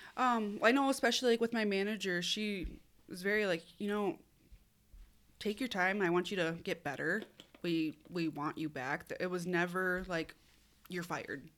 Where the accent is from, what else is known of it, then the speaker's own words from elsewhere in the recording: Minnesota, United States; I'm from Minnesota, born and raised.